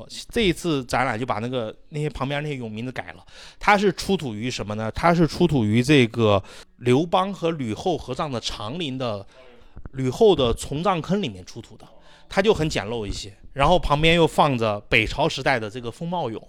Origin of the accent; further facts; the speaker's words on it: Xi'an, Shaanxi, China; 后来变成了我们西安人常说的一句方言。